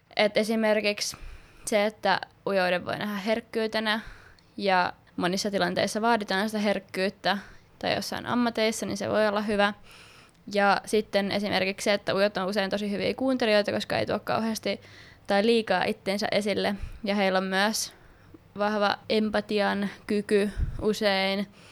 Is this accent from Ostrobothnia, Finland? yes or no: no; Kerava, Uusimaa, Finland; also born or lived in Sipoo; Mä muutin Sipoosta Keravalle silloin pienenä, ykkösluokalla heti